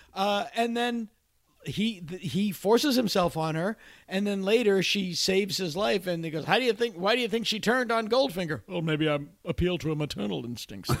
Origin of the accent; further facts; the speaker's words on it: Massachusetts, United States; I delivered drugs for a pharmacy in my hometown